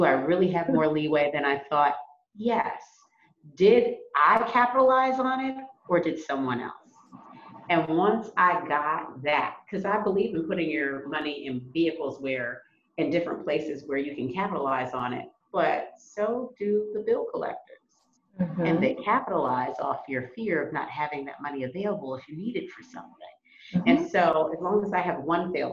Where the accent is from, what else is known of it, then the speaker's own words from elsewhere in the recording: United States; just being African American from America